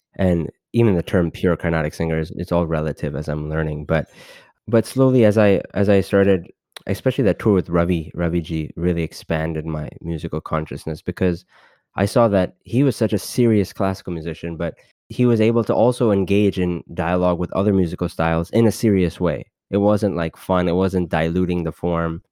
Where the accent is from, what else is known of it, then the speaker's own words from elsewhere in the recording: Los Angeles, California, United States; being born and brought up in Los Angeles